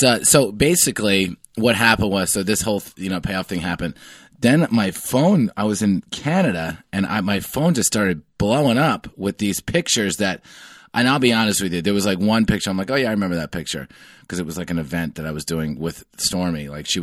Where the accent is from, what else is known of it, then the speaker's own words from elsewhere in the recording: New York, United States; I grew up in the New York media market.